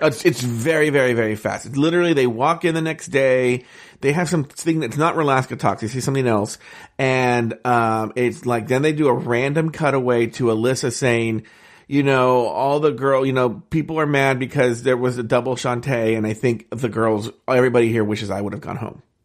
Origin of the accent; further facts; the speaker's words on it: Ontario, California, United States; growing up in Ontario and playing baseball